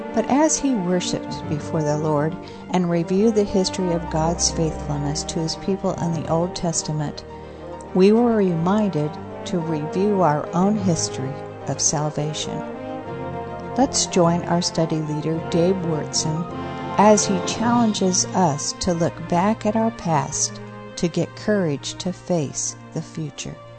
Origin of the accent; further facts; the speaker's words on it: New York, United States; moved away as an adult; now in Midlothian, Texas, United States; And here I was from New York.